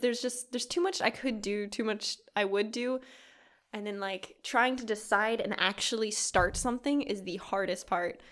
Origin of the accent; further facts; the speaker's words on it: Kodiak, Alaska, United States; moved away; my hometown, Kodiak, Alaska